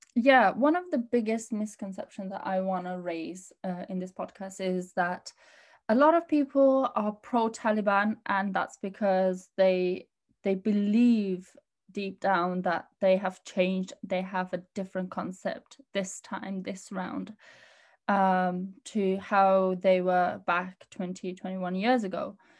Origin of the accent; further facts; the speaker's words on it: Birmingham, West Midlands, United Kingdom; also born or lived in Pakistan / Afghanistan; in Birmingham.